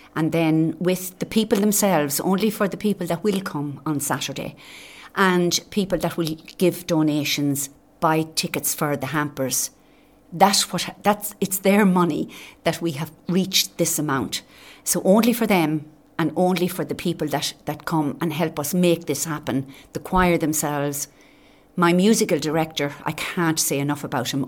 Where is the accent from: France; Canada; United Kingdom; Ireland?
Ireland; Naas, Leinster; now in Carragh, Ireland; Naas would be my hometown where I was born and reared